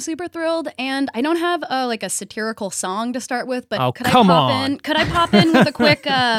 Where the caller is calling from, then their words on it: Seattle, Washington, United States; I am in Seattle, so okay. Definitely a liberal mecca